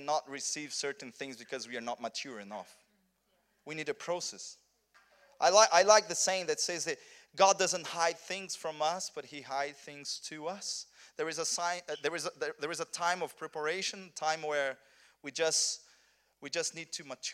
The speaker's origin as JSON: {"language": "English", "region": "South Region", "country": "Brazil", "also_born_or_lived": "Rio de Janeiro, Brazil", "second_language": "English", "moved": "as an adult", "said": "I'm from Brazil, but I'm from south of Brazil"}